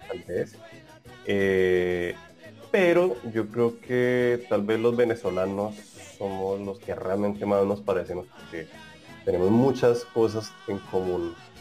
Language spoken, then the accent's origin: Spanish; Colombia; moved away as an adult; also born or lived in Bogotá; now in Brazil; yo soy colombiano